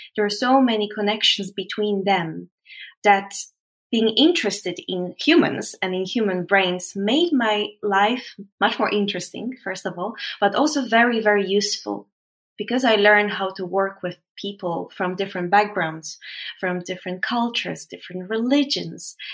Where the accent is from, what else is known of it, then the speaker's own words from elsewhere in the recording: Poland; moved away; I came from Poland